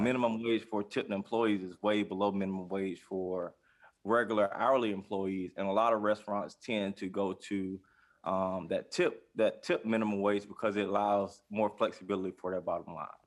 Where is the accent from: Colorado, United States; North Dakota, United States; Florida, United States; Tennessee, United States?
Florida, United States; Jacksonville; I'm from Jacksonville, Florida, uh, born and raised here on the West Side